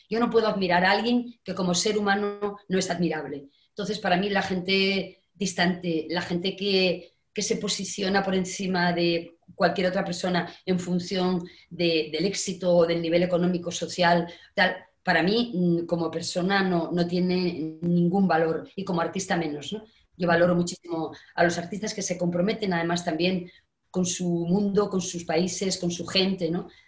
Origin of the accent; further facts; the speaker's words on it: Asturias, Spain; De Asturias.